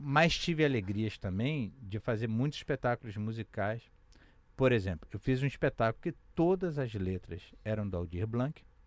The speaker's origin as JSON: {"language": "Portuguese", "region": "Rio de Janeiro", "country": "Brazil", "tie": "born or raised there", "said": "lá do Lins, onde eu nasci, onde a gente tem um trabalho lá comunitário e tal"}